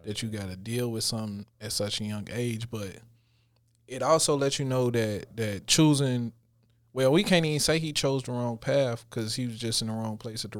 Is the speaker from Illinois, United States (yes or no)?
yes; Illinois, United States; because I grew up, I was born in the Robert Taylor's. Mm-hmm. From there, we moved on 73rd and Evans. From 73rd and Evans, we moved to 81st and Harper.